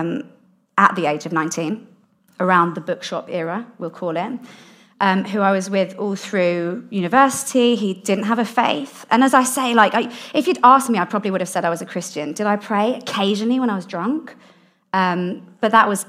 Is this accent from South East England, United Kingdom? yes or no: no; London, United Kingdom; I grew up in South London